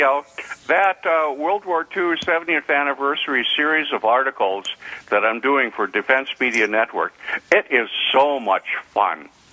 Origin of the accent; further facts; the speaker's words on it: North Dakota, United States; my home state of North Dakota, which I'm very proud